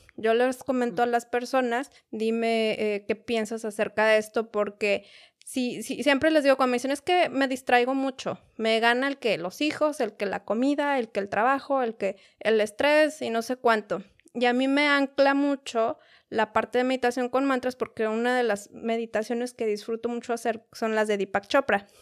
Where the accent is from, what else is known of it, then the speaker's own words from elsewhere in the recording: Mexico City, Mexico; now in United States; yo soy de la Ciudad de México también